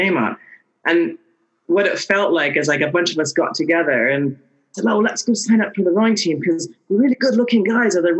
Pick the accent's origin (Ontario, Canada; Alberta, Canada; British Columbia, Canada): British Columbia, Canada; Vancouver; I grew up in Vancouver from the age of probably 1.5 by the time we got back there.